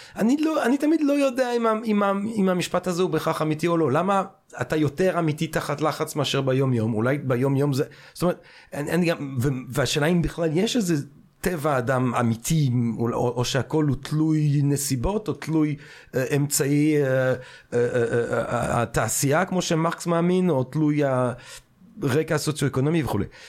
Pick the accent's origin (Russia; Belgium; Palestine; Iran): Belgium; now in Israel; אני כשגדלתי בבלגיה